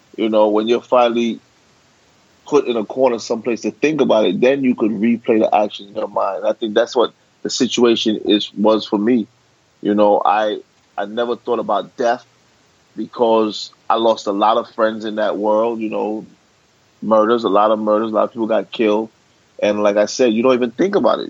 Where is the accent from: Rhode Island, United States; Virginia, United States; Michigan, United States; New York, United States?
New York, United States; New York City; I was born and raised in Brooklyn.